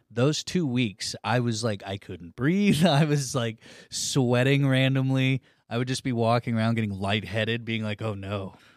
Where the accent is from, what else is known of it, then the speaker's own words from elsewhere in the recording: Cushing, Oklahoma, United States; I grew up in Cushing